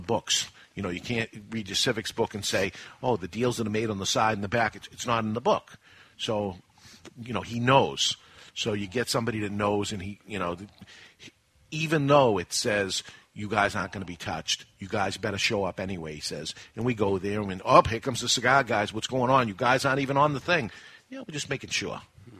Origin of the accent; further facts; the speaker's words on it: Boston, Massachusetts, United States; now in New Hampshire, United States; growing up in Boston and adding the tax into Massachusetts, it forced me out of the state